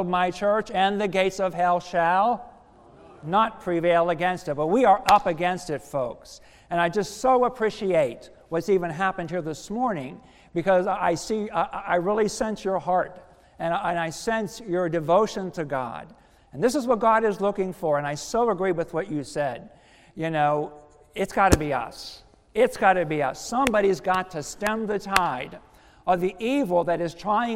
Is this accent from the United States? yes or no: yes; United States; moved away; also born or lived in Philadelphia; I'm a country boy from Somerset County, so, you know, very rural area, know all about the farming stuff and living off the land